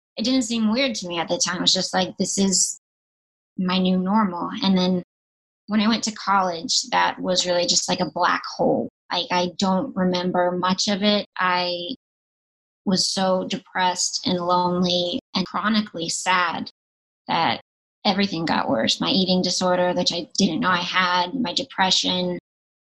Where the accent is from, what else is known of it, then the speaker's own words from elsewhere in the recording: North Carolina, United States; now in Los Angeles, United States; I grew up in North Carolina